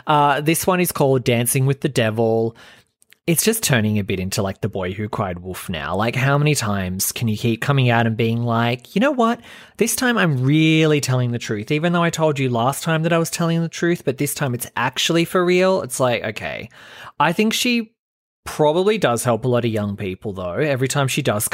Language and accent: English; Australia; I'm from a small town where I grew up in Australia, and I moved to Sydney on my own when I was 16, and it was really fucking hard.